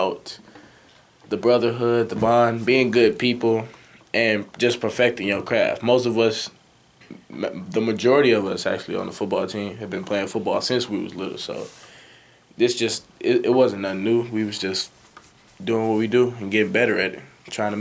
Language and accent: English; Muskegon, Michigan, United States; also born or lived in Carthage, Mississippi; my mother moved up here when I was like one or two. And ever since, I was raised in Muskegon.